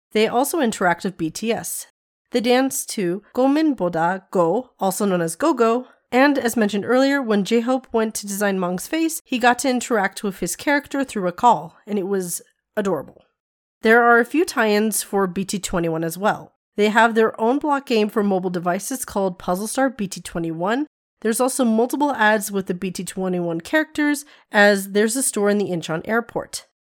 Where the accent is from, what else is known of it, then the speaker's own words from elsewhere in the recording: Nevada, United States; I am from Nevada. I am from the desert.